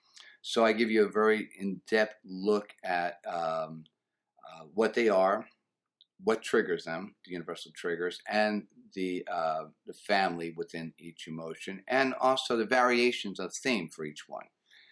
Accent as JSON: {"language": "English", "region": "New Jersey", "country": "United States", "tie": "born or raised there", "also_born_or_lived": "Texas", "said": "Actually, I'm from New Jersey."}